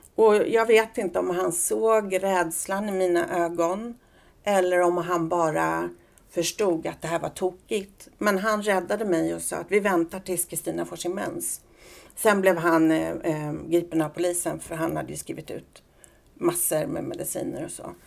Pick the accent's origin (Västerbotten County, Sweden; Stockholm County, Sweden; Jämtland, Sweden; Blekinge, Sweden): Stockholm County, Sweden; Solna; also born or lived in Las Palmas, Spain / Söråker / Sollentuna; sen i årskurs två eh, så fick mamma en lägenhet i Solna. Så där eh, växte jag upp